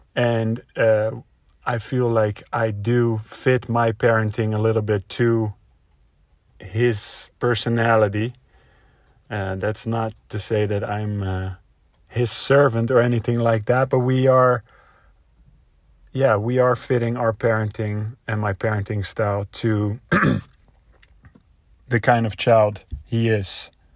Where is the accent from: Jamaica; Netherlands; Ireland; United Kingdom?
Netherlands; moved away as an adult; now in United States; I am a Dutch native, so that means I'm from Europe. I uh, live mainly in America